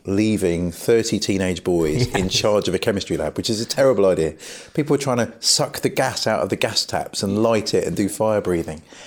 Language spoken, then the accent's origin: English; Brighton, South East England, United Kingdom; I grew up in Brighton